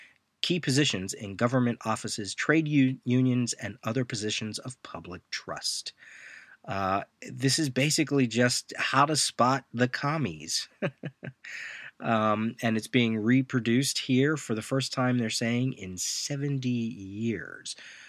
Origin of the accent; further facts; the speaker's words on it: Reading, Pennsylvania, United States; one of the community theaters that I grew up in back in Reading, Pennsylvania.